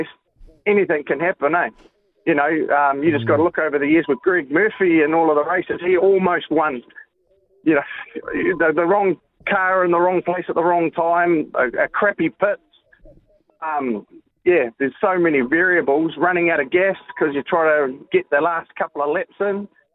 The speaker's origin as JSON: {"language": "English", "town": "Mangatainoka", "region": "Manawatū-Whanganui", "country": "New Zealand", "said": "I'm traditionally from the Manga Tanoka, mate, so it runs through the veins"}